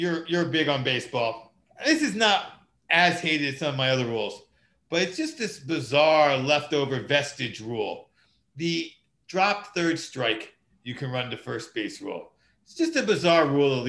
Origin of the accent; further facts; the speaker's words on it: United States; me being an American